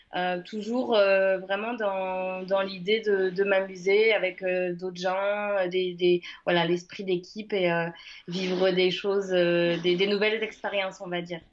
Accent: Le Mans, Pays de la Loire, France; moved away as an adult; now in Uzès, France; je suis née au Mans, je suis sartoise et j'ai vécu là-bas jusqu'à mes 18 ans

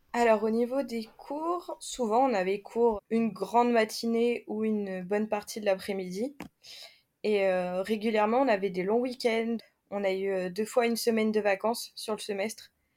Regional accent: France; chez nous en France

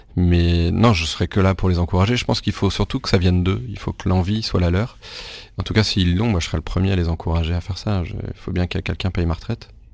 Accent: Rennes, Brittany, France; je suis né à Rennes, en Bretagne. Donc je suis, je suis, breton, pas pure souche, mais breton de naissance

